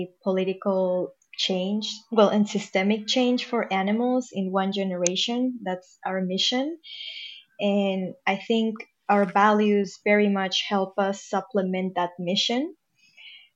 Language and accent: English; Mexico City, Mexico; moved away as an adult; now in Berkeley, United States; born and raised in Mexico City.